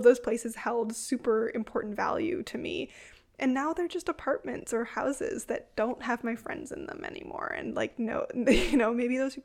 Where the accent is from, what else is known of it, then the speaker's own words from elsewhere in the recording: Toronto, Ontario, Canada; moved away as an adult; now in Ottawa, Canada; I grew up in Toronto. I haven't lived in Toronto in almost 10 years